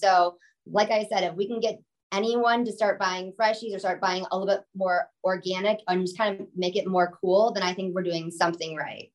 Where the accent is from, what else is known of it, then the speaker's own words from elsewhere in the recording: Chicago, Illinois, United States; we're from Chicago